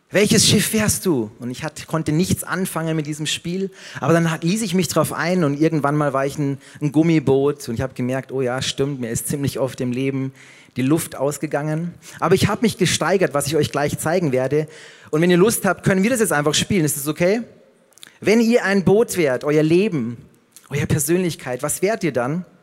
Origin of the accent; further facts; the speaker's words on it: Passau, Bavaria, Germany; wie in meiner Heimat Passau